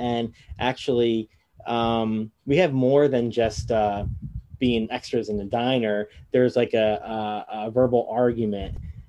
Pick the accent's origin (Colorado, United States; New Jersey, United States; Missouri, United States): New Jersey, United States; two towns over from Egg Harbor City; I'm two towns over from you